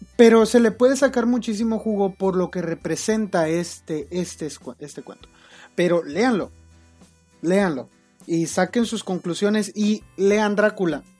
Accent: Mexico; Como los mexicanos

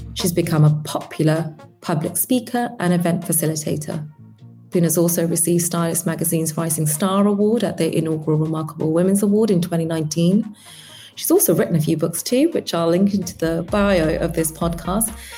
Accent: London, United Kingdom; born and bred in London

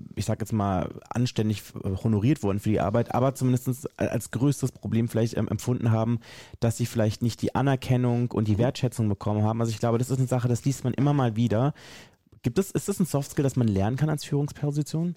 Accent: Berlin, Germany; ich äh, bin aus Berlin und arbeite in einem Unternehmen

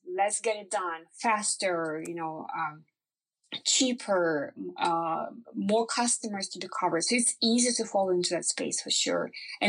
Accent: Ukraine; English is a second language; moved away as an adult; now in Norway; So I came from Ukraine to Norway. I was the youngest employee in the organization.

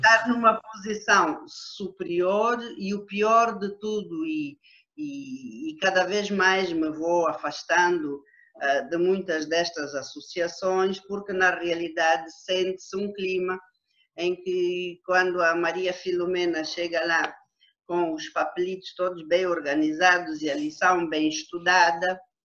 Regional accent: Huíla, Cunene, Angola; also born or lived in Lubango, Huíla, Angola / Namibe, Angola; eu apanhei juízo ainda na Huila, mas no território que é hoje o, a província do Cunene

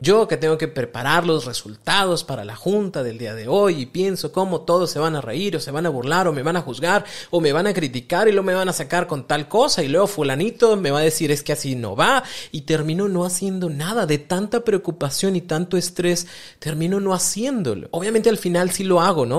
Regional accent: Mexico; todos los mexicanos conocemos

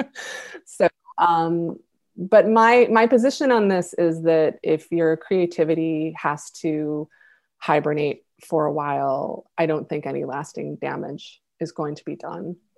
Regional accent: Buffalo, New York, United States; my hometown of Buffalo

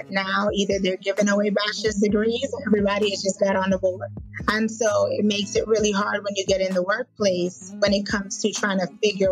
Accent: Fort Lauderdale, Florida, United States; I grew up in Fort Lauderdale

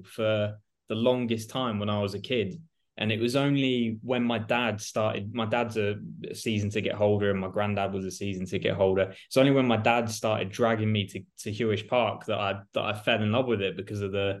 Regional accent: Yeovil, South West England, United Kingdom; moved away as an adult; I moved away from Yeovil about 5 years ago, but I still go as often as I can

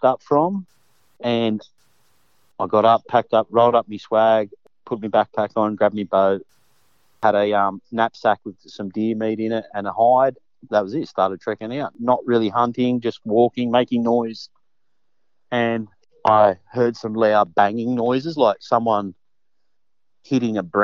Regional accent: Hawkesbury area of New South Wales, Australia; I grew up in the Hawkesbury area of New South Wales

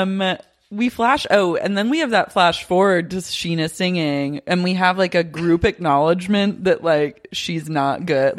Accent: Oklahoma City, Oklahoma, United States; now in Los Angeles, United States; growing up in Oklahoma City

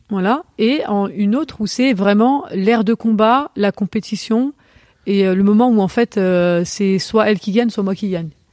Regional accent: Vénissieux, Auvergne-Rhône-Alpes, France; also born or lived in Lyon; on a déménagé très tôt quand j'étais j'étais petite et on a on habitait sur Vénissieux

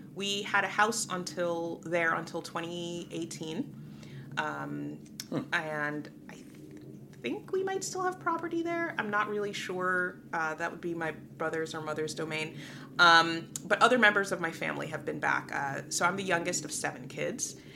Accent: New York City, New York, United States; moved away as an adult; also born or lived in Guyana; Moved to the Bronx when I was uh, just before my sixth birthday, and there I grew up until I was 18

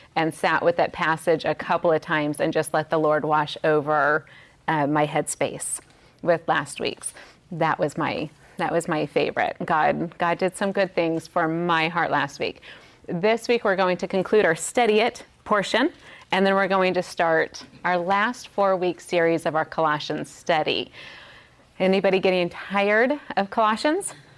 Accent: Las Vegas, Nevada, United States; in Las Vegas, which is my hometown

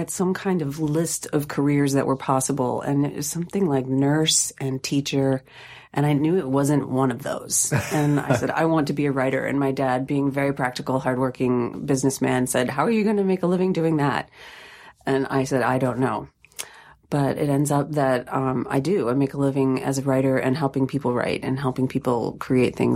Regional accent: Sylvania, Ohio, United States; I grew up in Ohio. Where? Just outside of Toledo, in Sylvania.

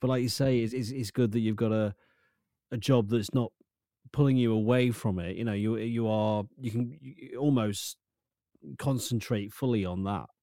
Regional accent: Lincoln, East Midlands, United Kingdom; I'm from Lincoln

